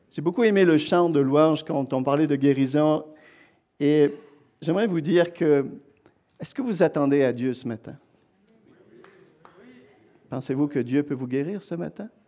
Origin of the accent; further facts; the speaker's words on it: Quebec, Canada; Alors, comme je dis, on vient du Québec avec mon épouse.